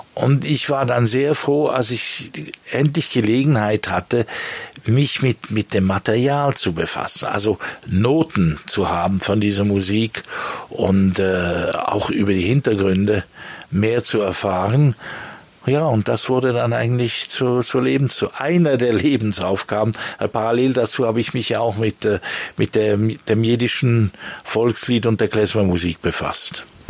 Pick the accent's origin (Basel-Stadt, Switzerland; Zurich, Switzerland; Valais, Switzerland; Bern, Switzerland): Bern, Switzerland; moved away as an adult; also born or lived in Lausanne / London / Germany / France; now in La Chaux-de-Fonds, Switzerland; Also ich bin in Lausanne geboren, in Bern aufgewachsen